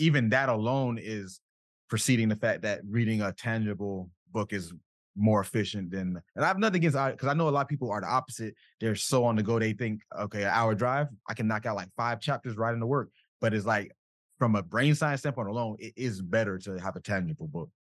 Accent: South Florida, United States; I'm from South Florida

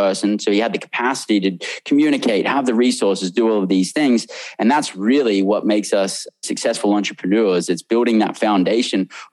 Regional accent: Australia; now in United States; I came from Australia where we had tons of slang in Australia

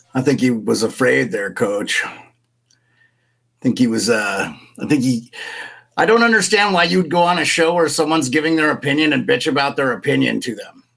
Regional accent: Polson, Montana, United States; my hometown where I grew up, in Paulson, Montana

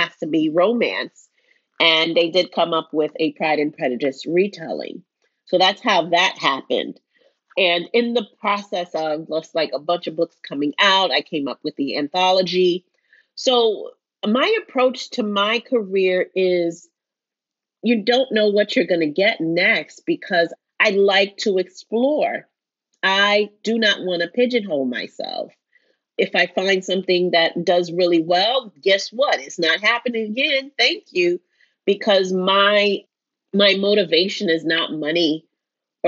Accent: New York City, New York, United States; I grew up in New York City in the 90s.

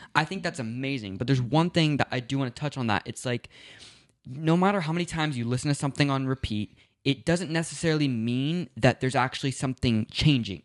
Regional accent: Los Angeles, California, United States; I was born in Tarzana

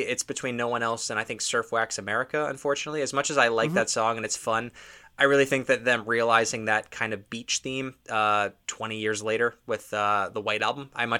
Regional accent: Toronto, Ontario, Canada; I'm not from Los Angeles, California, which is where they're from. So I guess it makes a lot more sense if you live out there. But If you're from Toronto, a surfing song just doesn't quite resonate the same way.

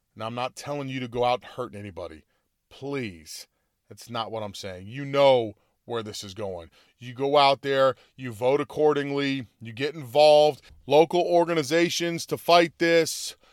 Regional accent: United States; I like being an American. Uh, you know, I am from, you know, I'm Italian descent

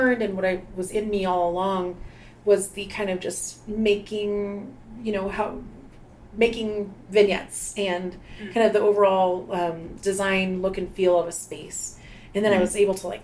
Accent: Albuquerque, New Mexico, United States; also born or lived in Los Angeles; I grew up here in Albuquerque, born and raised.

